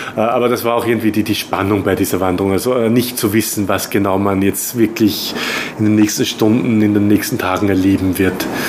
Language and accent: German; Austria; now in Taiwan; Ich bin Österreicher